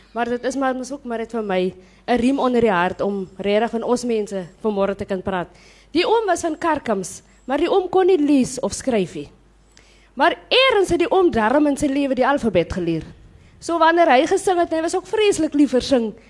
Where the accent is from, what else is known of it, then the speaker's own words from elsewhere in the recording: Komaggas, Northern Cape, South Africa; now in Stellenbosch, South Africa; ek kom van Kommagas in Namakwaland.